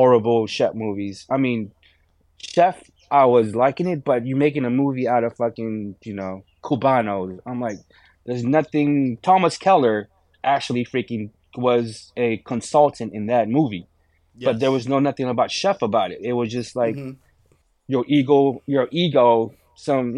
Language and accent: English; Philippines; moved away; I grew up in the Philippines